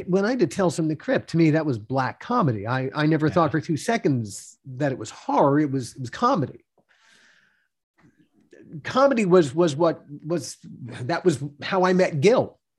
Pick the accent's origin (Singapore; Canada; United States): United States; Baltimore, Maryland; also born or lived in New York; now in Los Angeles, United States; When I was a kid growing up in Baltimore, in the 60s, early 70s